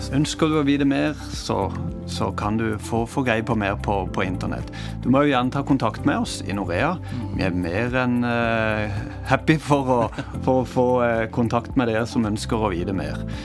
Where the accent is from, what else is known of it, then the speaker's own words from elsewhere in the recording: Norway; moved away; jeg har hørt det hjemme i Norge på søndagsskolen.